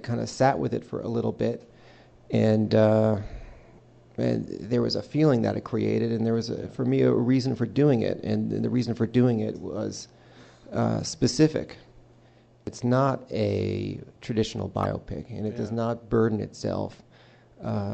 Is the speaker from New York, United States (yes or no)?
yes; Westchester, New York, United States; Danny and I grew up in Westchester